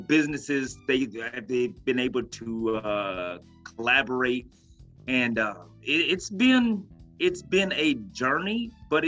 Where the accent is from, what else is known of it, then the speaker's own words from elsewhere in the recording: Oklahoma, United States; I was born and raised in Oklahoma. I'm an Oklahoma native, a red dirt baby.